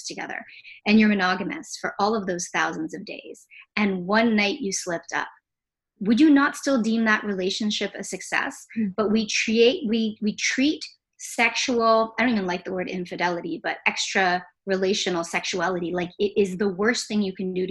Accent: Jamaica; I'm Jamaican

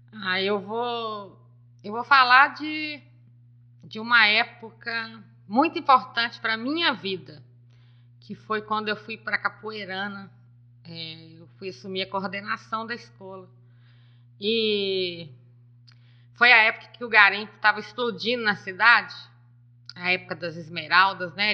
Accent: Nova Era, Minas Gerais, Brazil; eu sou de Nova Era, filho de Silvim da Rua Nova

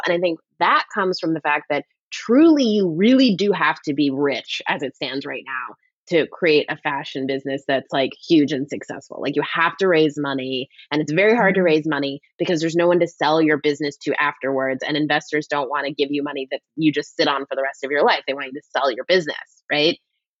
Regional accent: Canada; But, well, I'm Canadian, so I feel like we live in this sort of like, let's ask the tough questions world.

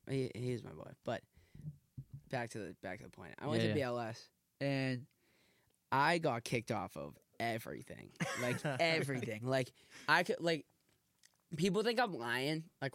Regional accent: Boston, Massachusetts, United States; My family's from Southie. I'm from Dorchester.

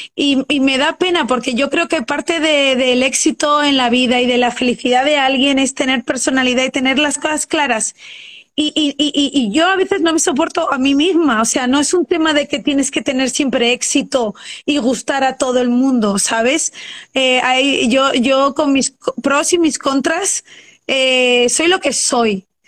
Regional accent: Madrid, Community of Madrid, Spain; moved away as an adult; now in Luxembourg

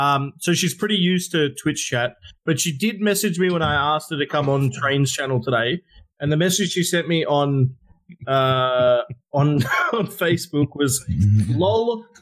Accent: Australia; as an Australian

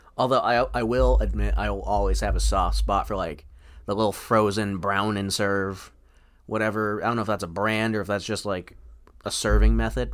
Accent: Farmington, United States; my hometown, Farmington.

